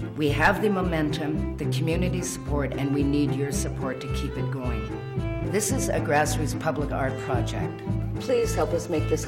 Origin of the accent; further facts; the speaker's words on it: Haida and Coast Salish Nation, west coast of BC, British Columbia, Canada; I'm from the Haida and Coast Salish Nation on the west coast of BC.